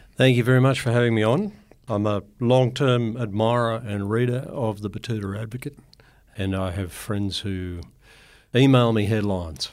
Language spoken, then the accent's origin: English; Grafton, New South Wales, Australia; also born or lived in Ayr, Queensland; we moved down to another farm outside Grafton, and that's where I grew up.